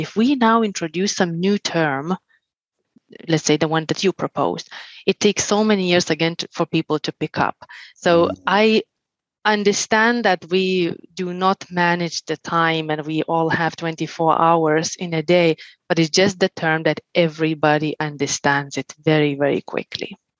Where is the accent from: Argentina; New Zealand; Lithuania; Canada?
Lithuania; moved away; also born or lived in Finland; I'm originally from Lithuania. I lived 11 years in Finland